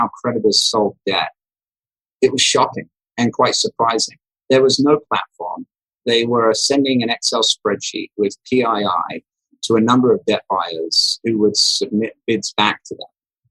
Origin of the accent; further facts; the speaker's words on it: England, United Kingdom; moved away as an adult; now in United States; I grew up in England, left the UK at 21 to come to America